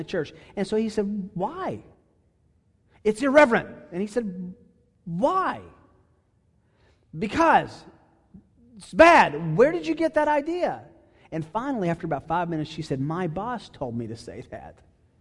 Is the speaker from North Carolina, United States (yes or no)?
no; Chattanooga, Tennessee, United States; I grew up in Chattanooga, Tennessee